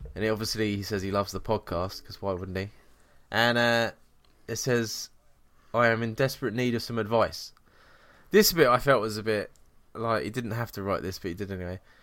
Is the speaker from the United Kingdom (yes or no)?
yes; England, United Kingdom; we're English